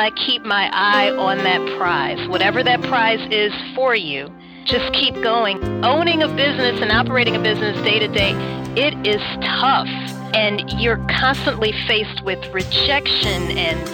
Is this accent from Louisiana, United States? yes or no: yes; Baton Rouge, Louisiana, United States; also born or lived in New Orleans, Louisiana; I am originally from Baton Rouge, Louisiana